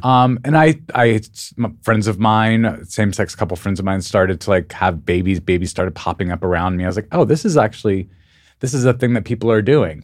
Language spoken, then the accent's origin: English; Albuquerque, New Mexico, United States; moved away; also born or lived in Missoula, Montana / New York / Los Angeles; I grew up in Albuquerque, New Mexico